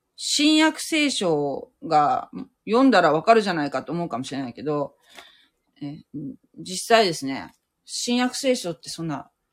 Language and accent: Japanese; Japan